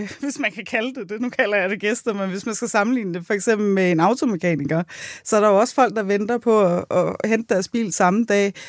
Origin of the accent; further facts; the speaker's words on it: Buerup, Zealand, Denmark; Jeg er fra Vestjylland.